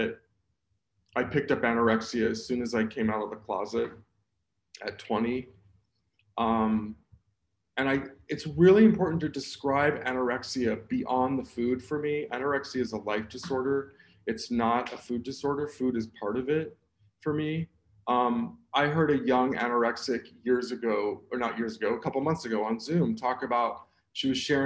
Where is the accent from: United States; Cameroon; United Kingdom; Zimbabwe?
United States; Southern California; I was born in Southern California.